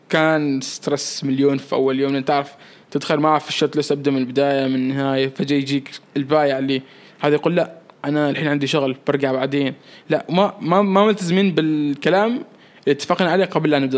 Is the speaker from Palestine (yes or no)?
no; Oman; عندي صور احلى باللبس الكاجوال بس فضلت اني احط صوره دشداشه كوني عماني